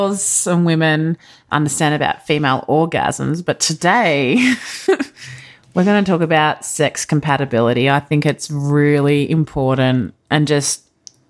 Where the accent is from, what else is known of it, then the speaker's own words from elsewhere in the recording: Australia; as an Australian